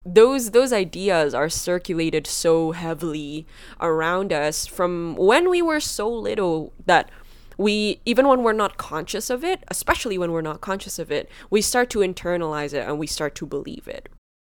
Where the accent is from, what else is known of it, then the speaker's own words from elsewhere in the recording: Indonesia; Because I grew up in Indonesia, I grew up as a Chinese Indonesian, one of the things they prided the most was being white